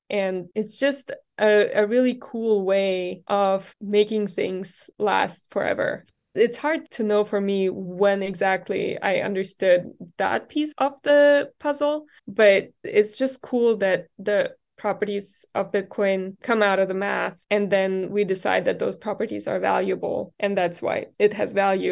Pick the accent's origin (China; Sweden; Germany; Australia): Germany; moved away as an adult; now in Texas, United States; I grew up in Germany